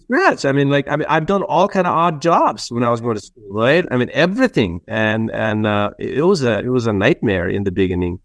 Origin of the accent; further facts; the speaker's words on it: Nepal; now in United States; we grew up in Nepal